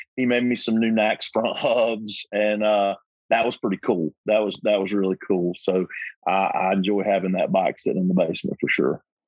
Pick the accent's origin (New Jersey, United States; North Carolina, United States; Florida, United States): North Carolina, United States; We're both from North Carolina